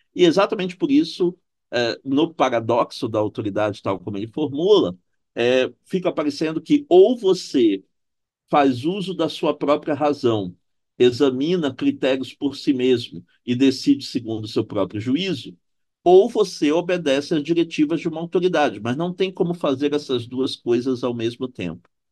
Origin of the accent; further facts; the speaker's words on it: Belém, Pará, Brazil; moved away as an adult; also born or lived in Santa Catarina / Frankfurt; now in Rio de Janeiro, Brazil; sou originário de Belém do Pará, onde eu tive formação em Direito na Universidade Federal do Pará